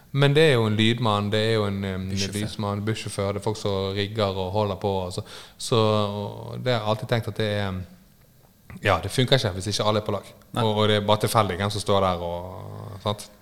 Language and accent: Norwegian; Bergen, Vestland, Norway; Jeg er fra Fridal-området